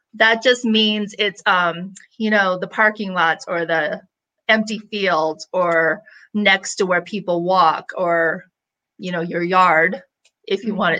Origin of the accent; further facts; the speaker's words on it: Illinois, United States; I grew up in Illinois, we would pick those and suck on those flowers all day